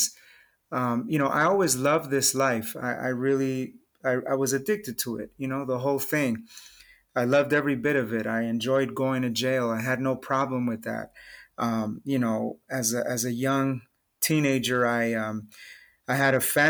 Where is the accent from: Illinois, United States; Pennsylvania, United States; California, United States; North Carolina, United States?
California, United States; Los Angeles; I was raised in East